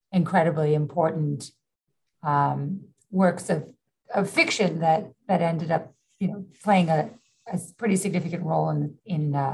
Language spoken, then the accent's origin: English; New York City, New York, United States; Yeah you know, I grew up in the in New York City during the 70s and 80s, which was far more dangerous